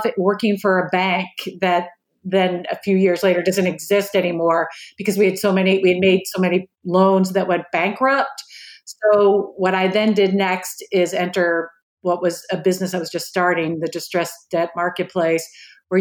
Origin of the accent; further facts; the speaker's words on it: Marblehead, Massachusetts, United States; accent: Boston; I grew up in a suburb of Boston called Marblehead, Massachusetts. It's a small coastal town north of Boston, and probably I'll slip up during our talk today and you'll hear my Boston accent come up